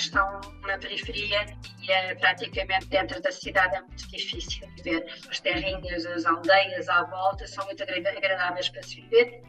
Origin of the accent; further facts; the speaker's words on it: Castelo de Bode, Centro, Portugal; moved away as an adult; now in Geneva, Switzerland; Eu nasci em Castelo de Bode, que é conhecido pela sua barragem